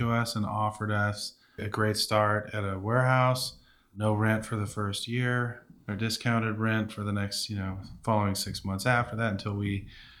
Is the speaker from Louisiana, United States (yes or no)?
no; Benicia, California, United States; Benicia, here in Benicia.